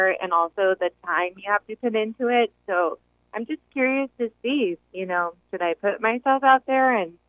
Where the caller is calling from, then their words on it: Riverside, California, United States; I'm actually calling from Riverside.